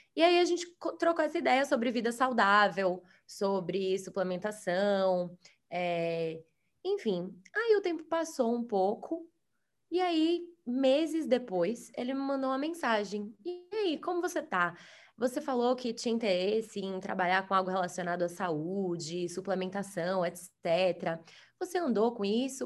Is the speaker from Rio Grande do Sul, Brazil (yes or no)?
no; Salvador, Bahia, Brazil; moved away as an adult; also born or lived in United States; nós dois somos de Salvador, e é, eu fui morar nos Estados Unidos para fazer faculdade lá